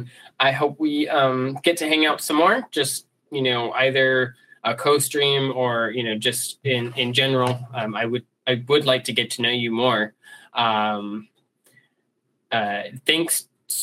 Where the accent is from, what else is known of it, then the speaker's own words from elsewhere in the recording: South Florida, United States; moved away; I'm from South Florida originally